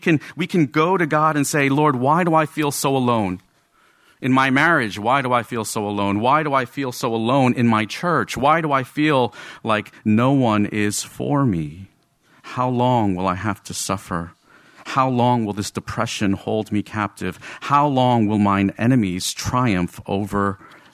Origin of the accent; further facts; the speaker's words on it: Rutherford, New Jersey, United States; I'm Asian American, okay? But I grew up in Rutherford, New Jersey, in a very Roman Catholic Irish American neighborhood.